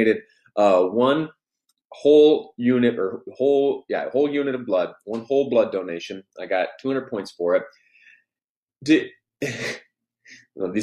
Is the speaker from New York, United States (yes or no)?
yes; New York, United States; now in Utah, United States; I did some of my growing up in New York State, where things are vastly different